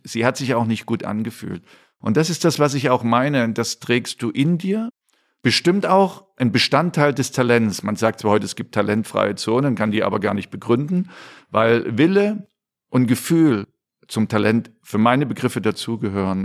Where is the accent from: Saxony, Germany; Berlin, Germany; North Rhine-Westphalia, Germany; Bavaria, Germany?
Saxony, Germany; Dresden; moved away as an adult; natürlich war ich in Dresden sehr verwurzelt, auch ähm, natürlich familiär, aber auch mit Dynamo Dresden